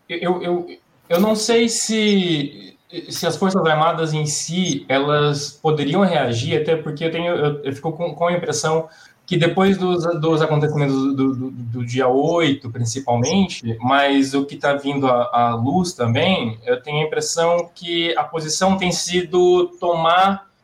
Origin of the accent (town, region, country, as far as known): Brazil